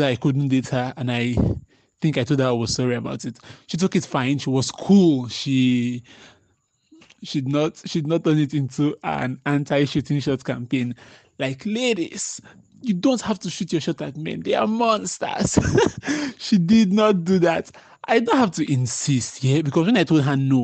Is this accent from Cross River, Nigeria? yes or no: yes; Boki, Cross River, Nigeria; I'm from Boki.